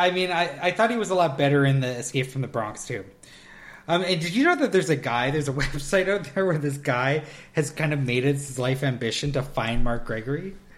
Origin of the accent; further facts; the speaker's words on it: Canada; we're Canadian